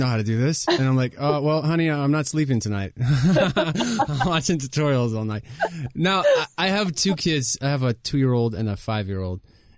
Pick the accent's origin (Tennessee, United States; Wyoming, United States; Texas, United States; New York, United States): Tennessee, United States; also born or lived in Columbus / Tri-Cities, Tennessee; I grew up in Tennessee